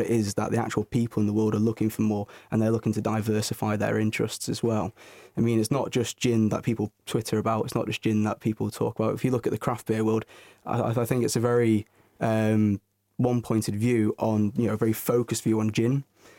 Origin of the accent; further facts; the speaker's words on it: Northern Moor, North West England, United Kingdom; From Northern Moor.